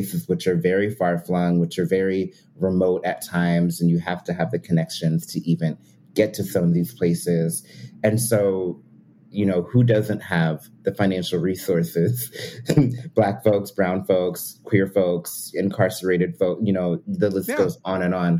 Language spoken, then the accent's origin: English; Pennsylvania, United States; I grew up in Pennsylvania